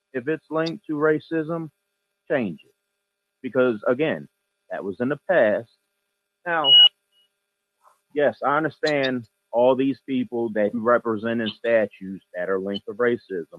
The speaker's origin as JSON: {"language": "English", "town": "Chicago", "region": "Illinois", "country": "United States", "said": "I'm from Southside Chicago"}